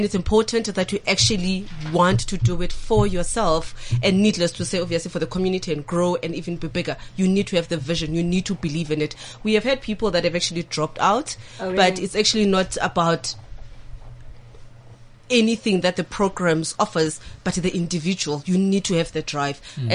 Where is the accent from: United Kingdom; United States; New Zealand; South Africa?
South Africa; Soweto, Gauteng; I grew up in Soweto.